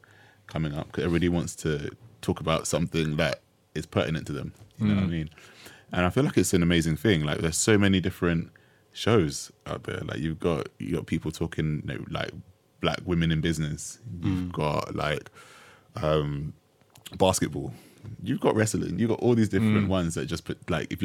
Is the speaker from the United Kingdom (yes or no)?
yes; United Kingdom; as Black British people